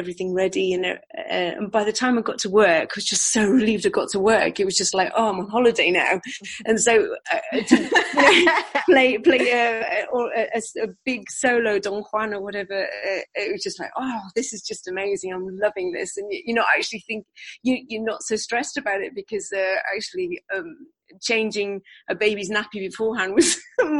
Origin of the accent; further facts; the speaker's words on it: United Kingdom; also born or lived in New Zealand; now in Seville, Spain; We are two British women